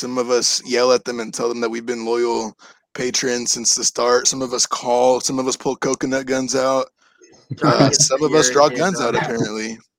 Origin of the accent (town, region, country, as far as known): Kansas, United States